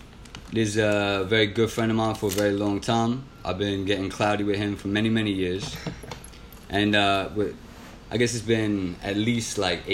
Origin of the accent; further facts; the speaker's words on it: New York, United States; I know growing up in New York, like, we have this crazy romanticized vision.